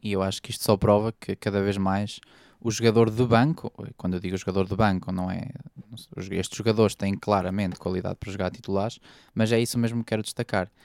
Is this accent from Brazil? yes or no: no; Chaves, Norte, Portugal